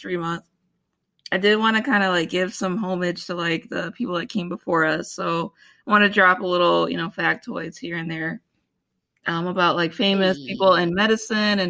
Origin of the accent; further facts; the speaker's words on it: Lansing, Michigan, United States; I am also from Lansing, Michigan. So Michigander at heart